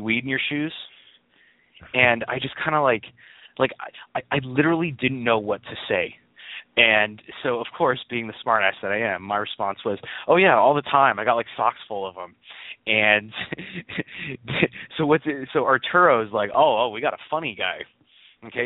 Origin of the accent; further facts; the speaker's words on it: California, United States; I grew up in California